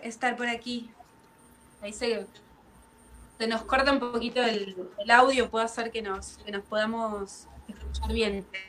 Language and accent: Spanish; Dolores, Buenos Aires Province, Argentina; nosotros somos de Dolores, que es un pueblo acá en Argentina, en Buenos Aires, pero está un poquito alejado de lo que son las capitales. Eh, es un, lugar que está rodeado de campo eh, y tiene solo 30.000 habitantes, muy chiquito. Eh, nosotros nacimos y vivimos siempre acá.